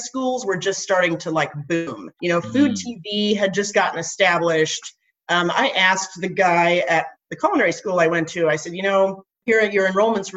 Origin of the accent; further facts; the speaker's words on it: Nebraska, United States; moved away; I grew up in Nebraska and my dad was a farmer